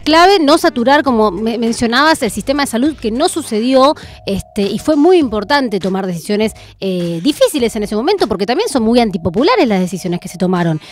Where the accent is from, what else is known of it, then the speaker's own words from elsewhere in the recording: Argentina; lo que somos eh, la Argentina como pueblo, como sociedad